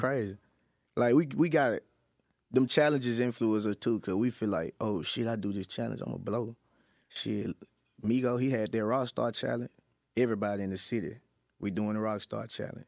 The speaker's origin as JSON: {"language": "English", "town": "West Memphis", "region": "Arkansas", "country": "United States", "said": "I'm in West Memphis, Arkansas. I'm not from Memphis"}